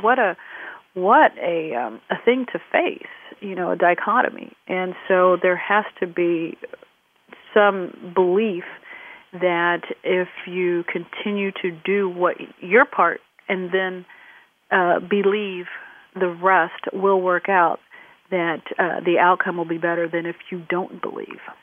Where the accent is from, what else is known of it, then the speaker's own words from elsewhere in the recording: Midwest, United States; growing up in the Midwest in the uh, 1970s with parents who had immigrated from the Caribbean